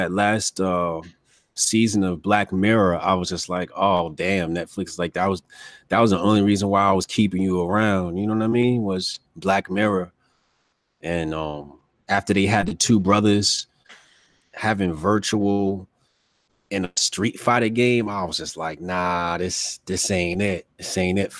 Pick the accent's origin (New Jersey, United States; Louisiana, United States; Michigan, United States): New Jersey, United States; I'm from Jersey.